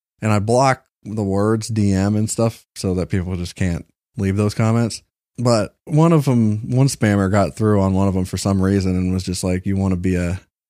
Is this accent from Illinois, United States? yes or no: no; San Antonio, Texas, United States; I'm from right around San Antone.